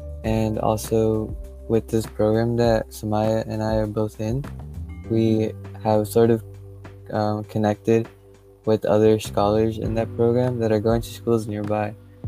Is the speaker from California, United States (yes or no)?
yes; Southern California, United States; I'm from SoCal, and I've lived here my whole life